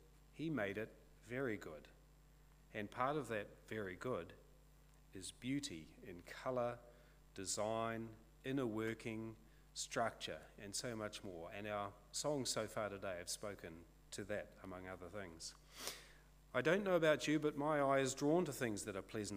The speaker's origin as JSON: {"language": "English", "town": "Kawakawa", "region": "Northland", "country": "New Zealand", "moved": "yes", "lives_now": "Onerahi, New Zealand", "said": "I live in Onerahi but I'm from Kawakawa."}